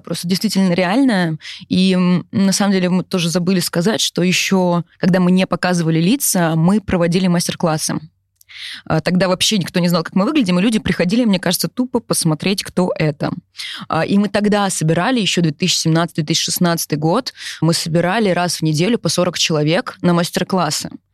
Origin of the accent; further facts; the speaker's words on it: Yaroslavl, Yaroslavl Oblast, Russia; now in Moscow, Russia; я, например, из Ярославля, но в Москве мы давно, да, мы живем в Москве, но, например, у меня куча одноклассников